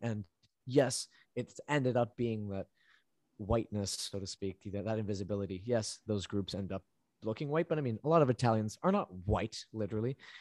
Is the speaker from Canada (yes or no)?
yes; Vancouver, British Columbia, Canada; also born or lived in Medellín, Colombia; where I grew up in Vancouver, it is extremely multidiverse.